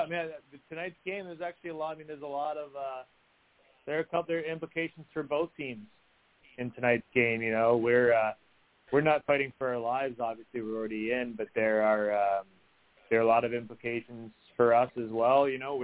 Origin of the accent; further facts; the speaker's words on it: Chicago, Illinois, United States; also born or lived in Madison, Wisconsin; I was born in Madison, Wisconsin, and grew up in the greater Chicago area.